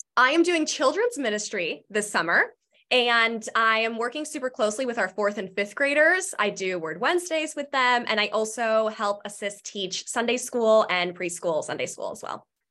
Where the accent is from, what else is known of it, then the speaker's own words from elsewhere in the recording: Marietta, Georgia, United States; I grew up in Marietta, and I went to Wheeler High School